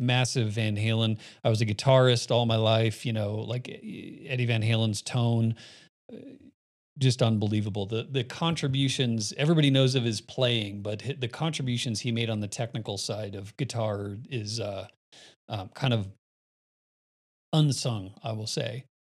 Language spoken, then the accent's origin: English; Phoenix, Arizona, United States; also born or lived in Miami; now in Colorado, United States; I was born in Miami, spent my summers in Miami, grew up in Phoenix, and then moved to Colorado